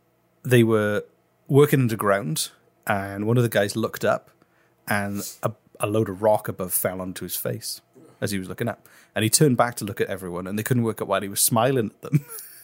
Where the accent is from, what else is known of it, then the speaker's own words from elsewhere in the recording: Wales, United Kingdom; I'm from Wales